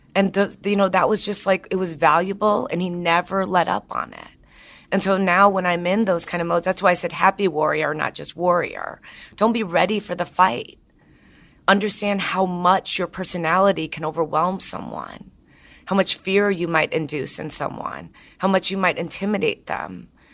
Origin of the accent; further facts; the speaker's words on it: Chicago, Illinois, United States; now in San Francisco, United States; I'm from Chicago